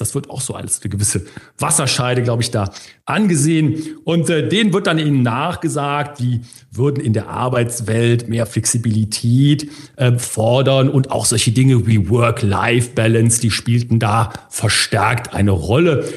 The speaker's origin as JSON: {"language": "German", "country": "Germany", "said": "bei uns in Deutschland"}